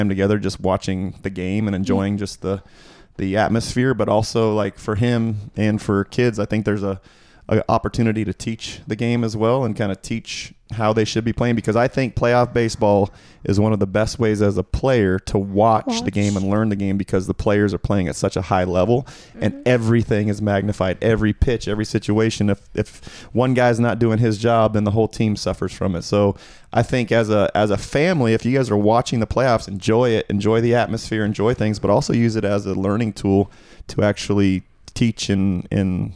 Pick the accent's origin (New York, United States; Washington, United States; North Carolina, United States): Washington, United States; Seattle; We grew up in Seattle